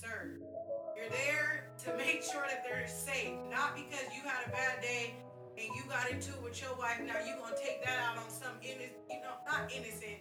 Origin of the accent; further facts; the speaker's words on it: Bakersfield, California, United States; moved away; also born or lived in Sacramento; I'm from Bakersfield, California. I went to school at predominantly white institutions my entire upbringing. I went to Bakersfield College